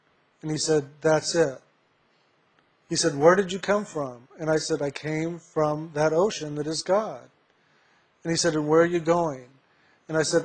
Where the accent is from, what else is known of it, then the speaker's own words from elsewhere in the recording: San Antonio, Texas, United States; I was born in San Antonio, Texas.